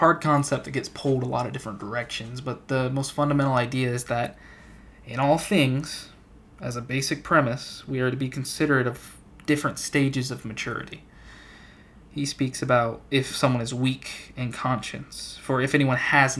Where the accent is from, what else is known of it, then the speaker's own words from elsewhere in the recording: Central Arizona, United States; I'm a guy from Central AZ